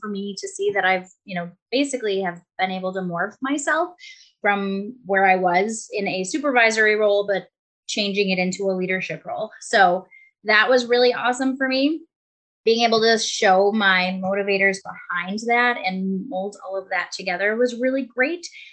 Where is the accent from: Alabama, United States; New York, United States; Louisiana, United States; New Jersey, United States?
New York, United States; Buffalo; I'm from Buffalo, New York